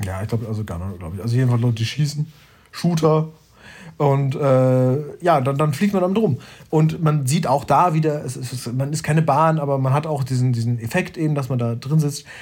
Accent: Germany; ich als Deutscher

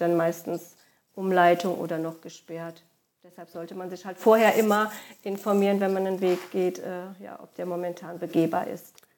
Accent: Koblenz area, Rhineland-Palatinate, Germany; also born or lived in Lahnstein / Westerwald; meine Heimatregion, ähm, sind die Ausläufer dann bei Koblenz am deutschen Eck

